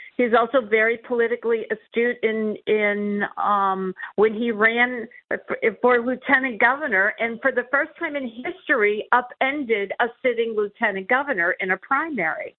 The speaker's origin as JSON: {"language": "English", "region": "Pennsylvania", "country": "United States", "said": "my home state"}